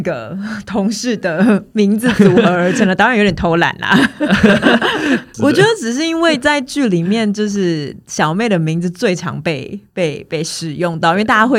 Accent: Taiwan; 我们都是在台湾长大的，

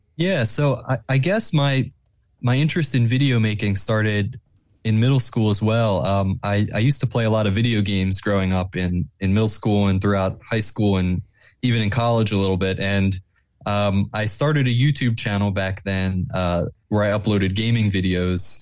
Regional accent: Plymouth Meeting, Pennsylvania, United States; I grew up in, um, Plymouth Meeting

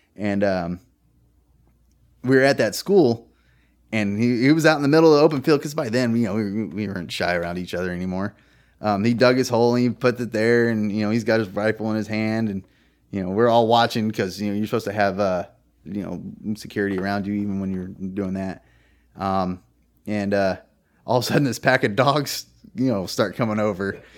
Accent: California, United States; moved away as an adult; now in Virginia, United States; I'm from California, which is heavily Democratic. And I was taught that.

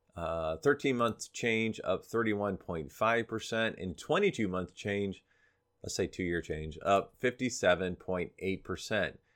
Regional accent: Florida, United States; moved away; spend down in Florida, my hometown

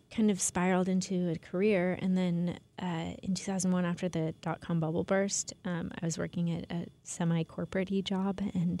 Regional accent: Portland, Oregon, United States; moved away as an adult; also born or lived in San Francisco; I am from Portland. Oh, okay. Yeah. That's where I grew up.

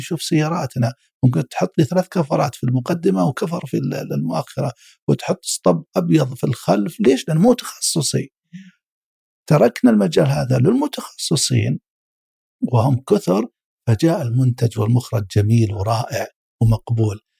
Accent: Saudi Arabia; عندنا في السعودية

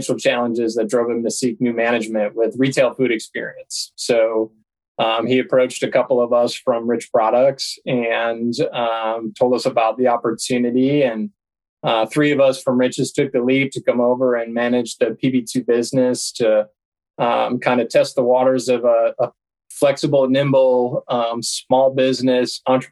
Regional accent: Buffalo, New York, United States; moved away as an adult; also born or lived in St. Simons Island, Georgia; I was born and raised in Buffalo, New York

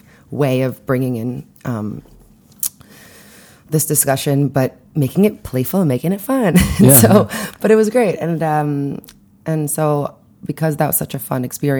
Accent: Montreal, Quebec, Canada; now in New York City, United States; I grew up in Montreal, and I did some Jewish-y things

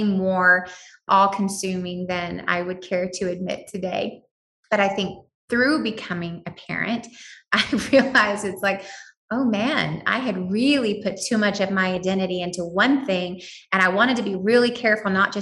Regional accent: United States; I am an American

